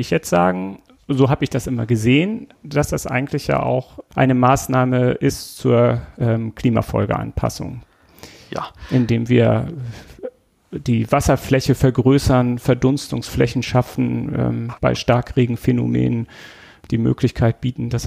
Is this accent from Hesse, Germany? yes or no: no; Schleswig-Holstein, Germany; born there; Ich komme aus Schleswig-Holstein gebürtig und wenn die dann mal da waren, habe ich die mal gezeigt